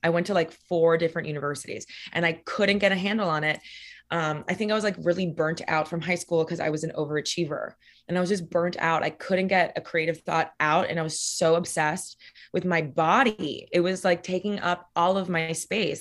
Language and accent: English; Miami, Florida, United States; moved away as an adult; now in New York, United States; So I grew up in Miami, Florida, specifically Coral Gables, or how we call it in Miami, Coral Gable